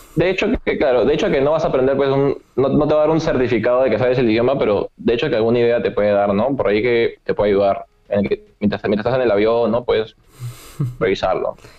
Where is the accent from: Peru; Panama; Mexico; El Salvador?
Peru; salí de Perú cuando estábamos en julio